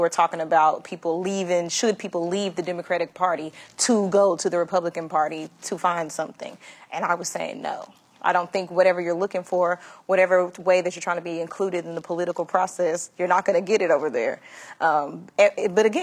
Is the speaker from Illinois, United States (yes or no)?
no; Texas, United States; being a Texan